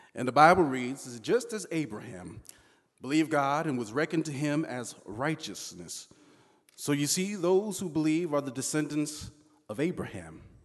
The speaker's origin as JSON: {"language": "English", "region": "Southern California", "country": "United States", "tie": "born or raised there", "said": "When I was a kid growing up in Southern California"}